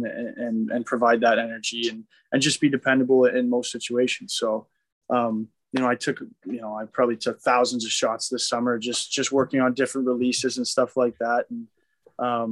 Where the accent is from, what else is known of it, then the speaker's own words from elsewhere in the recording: Waterloo, Ontario, Canada; moved away; I was back home in Canada. I'm from Waterloo, which is a little bit south of Toronto.